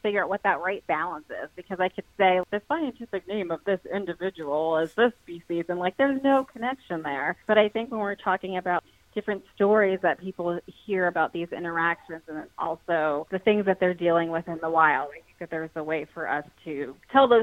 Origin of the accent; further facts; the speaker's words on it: New York City, New York, United States; I grew up in New York City